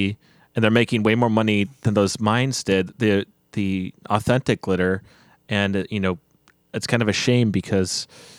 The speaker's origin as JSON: {"language": "English", "region": "Nebraska", "country": "United States", "tie": "born or raised there", "said": "Well, I grew up in Nebraska."}